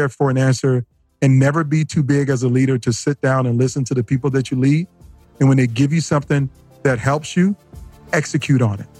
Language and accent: English; Norfolk, Virginia, United States; I grew up in uh, Norfolk, Virginia, is what I call home. I'm a military brat.